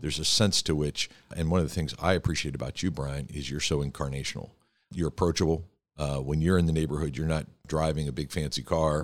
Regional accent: Pittsburgh, Pennsylvania, United States; my hometown of Pittsburgh

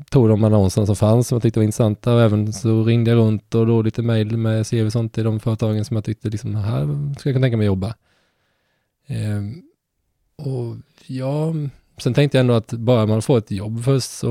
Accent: Halmstad, Halland County, Sweden; Så det var därför jag drog mig lite från Halmstad också.

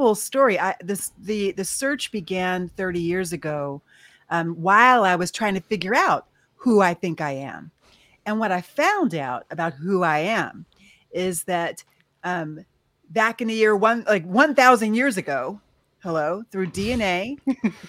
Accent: Philadelphia, Pennsylvania, United States; also born or lived in New York City; I was born in New York City, but raised in Philadelphia

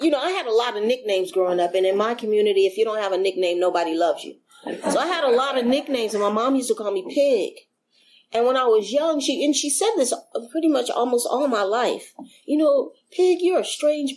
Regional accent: San Francisco, California, United States; I grew up in San Francisco.

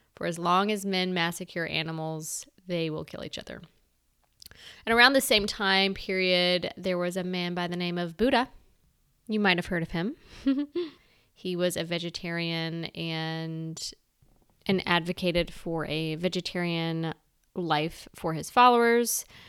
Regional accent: the South, United States; I'm a Southerner. I'm not ashamed of that. I am proud to be from the South

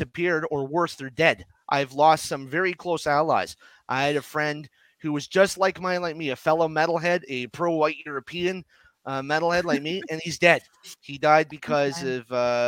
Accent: Ottawa, Ontario, Canada; I'm from Ottawa, Ontario, Canada, which is right next to Gatineau, Quebec. I learned French.

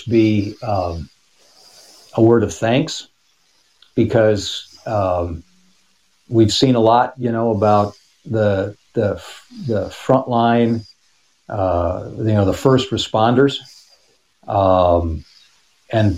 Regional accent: Brook Park, Ohio, United States; also born or lived in Lakewood, Ohio; I grew up in Brook Park, which makes me a West Sider

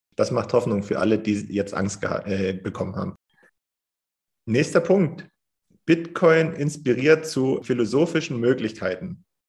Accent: Germany; bei uns in Deutschland

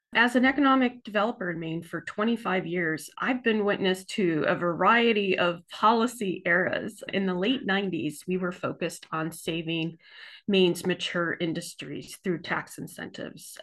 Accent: Southern California, United States; now in Maine, United States; I too am from away. I'm from Southern California, and I, I came to Maine in nineteen ninety-three

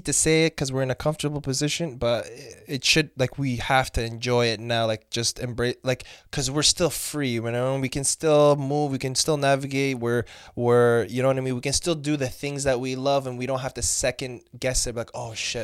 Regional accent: London, Ontario, Canada; also born or lived in Mauritania; I'm Canadian nationally

